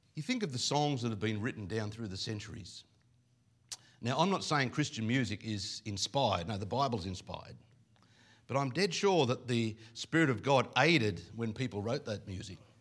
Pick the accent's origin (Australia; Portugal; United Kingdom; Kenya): Australia; Coffs Harbour, New South Wales; I come from Coffs Harbour